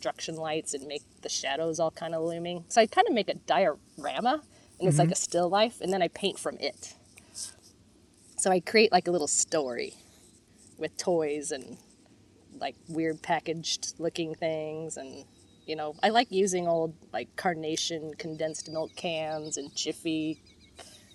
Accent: Bellingham, Washington, United States; moved away; I'm from Bellingham, Washington

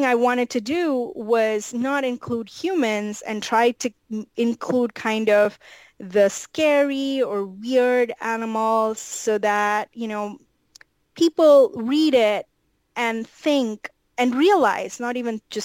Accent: India; moved away; I grew up in India

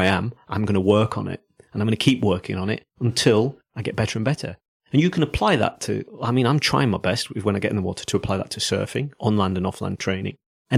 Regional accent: South Africa; I'm not a Geordie. I'm from South Africa.

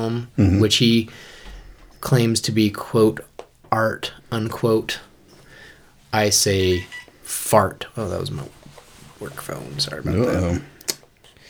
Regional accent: Boise, Idaho, United States; also born or lived in Kansas; I moved here when I was like 7 months old. So basically, I'm native

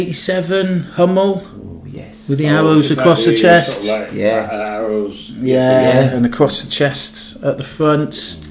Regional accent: Newport, Wales, United Kingdom; I'm from Newport in South Wales.

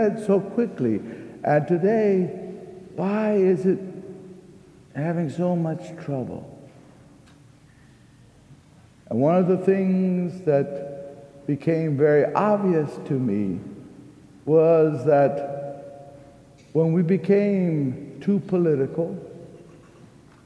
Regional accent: Texas, United States; I'm a Texan

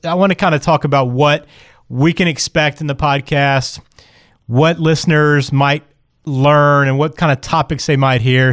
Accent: Birmingham, Alabama, United States; moved away; I'm from Birmingham originally

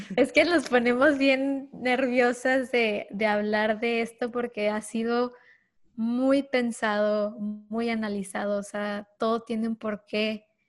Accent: Ciudad Juárez, Chihuahua, Mexico; also born or lived in El Paso, Texas; soy de Ciudad Juárez, Chihuahua, nacida en El Paso, Texas, que es la frontera eh, yo crecí en este mundo de dos países

